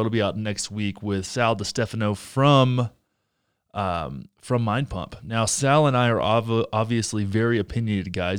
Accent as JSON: {"language": "English", "region": "Texas", "country": "United States", "tie": "born or raised there", "said": "I grew up in Texas"}